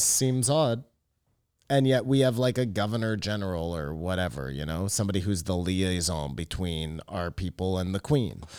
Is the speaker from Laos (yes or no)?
no; Canada